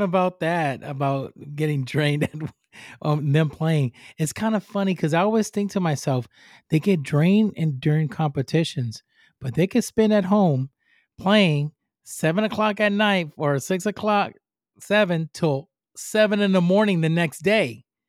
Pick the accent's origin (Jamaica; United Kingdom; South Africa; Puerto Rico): Puerto Rico; English is a second language; moved away; I'm from Puerto Rico, I'm from the island